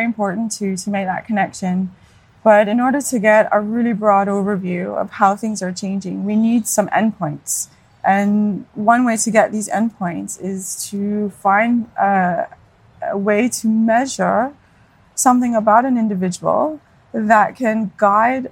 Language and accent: English; Hamilton, Ontario, Canada; moved away as an adult; now in Denmark; I'm from Hamilton, Ontario, so home of McMaster University